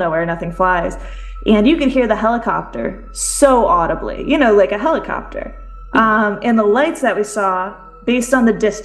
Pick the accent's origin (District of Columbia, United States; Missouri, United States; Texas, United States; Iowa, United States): District of Columbia, United States; D.C.; now in Connecticut, United States; I grew up near Washington, D.C.